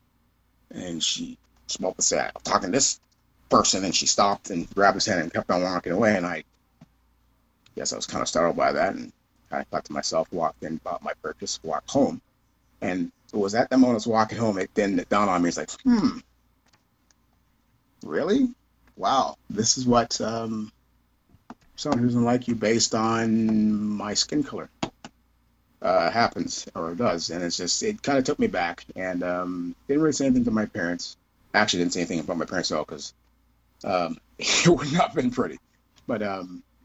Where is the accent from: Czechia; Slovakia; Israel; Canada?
Canada; Kitchener, Ontario; when I was younger, living, growing up in Kitchener